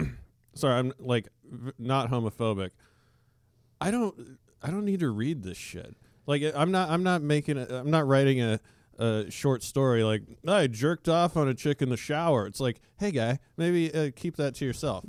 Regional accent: Alaska, United States; when I was growing up in Alaska

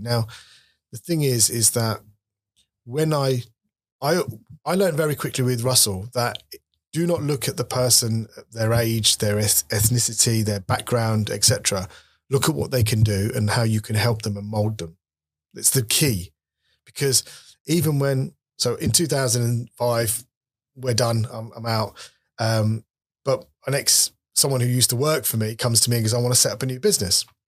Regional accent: Leicester, East Midlands, United Kingdom; moved away as an adult; now in London, United Kingdom; I'm a lad from Leicester who left when I was twenty-one

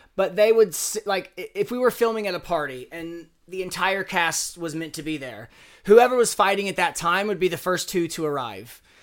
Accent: Southern Indiana, United States; moved away; I was twenty-one years old. I was from Southern Indiana.

